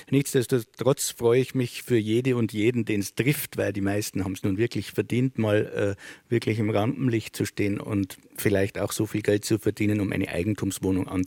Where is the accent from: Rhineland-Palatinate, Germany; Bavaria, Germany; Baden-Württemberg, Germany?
Bavaria, Germany; Sulzbach-Rosenberg; in meiner Heimatstadt Sulzbach-Rosenberg zu einer Lesung